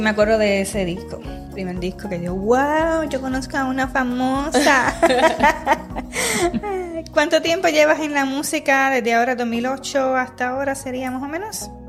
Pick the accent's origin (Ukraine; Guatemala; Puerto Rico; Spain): Puerto Rico; De la misma región que somos de Puerto Rico, las tres somos de Puerto Rico